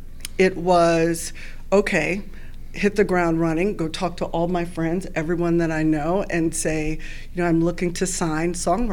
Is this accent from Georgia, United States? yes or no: no; Oakland, California, United States; I started handing out flyers for comedy competitions in my hometown of Oakland, California